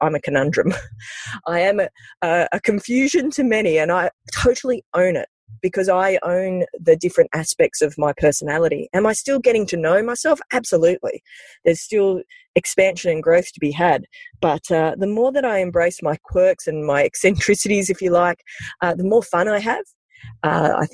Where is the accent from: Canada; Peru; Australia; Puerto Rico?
Australia; Sydney, New South Wales; growing up in the Sutherland Shire in the early 80s